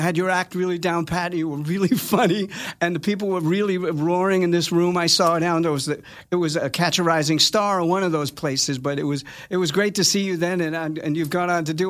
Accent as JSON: {"language": "English", "town": "New York City", "region": "New York", "country": "United States", "tie": "born or raised there", "said": "Both parents were Napolitan. They both. My dad sang a little bit. I grew up in Staten Island. It's like 80% Italian"}